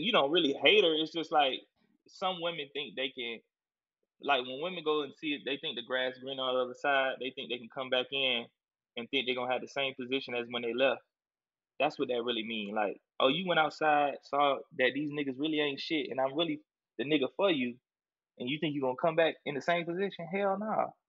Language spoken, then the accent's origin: English; Columbia, South Carolina, United States; I'm from South Carolina for real, born and raised Columbia, South Carolina